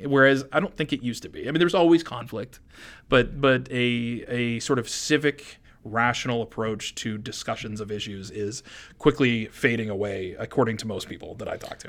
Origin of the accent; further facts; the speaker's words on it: Maine, United States; also born or lived in San Francisco area, California; I grew up essentially as though I was born in Maine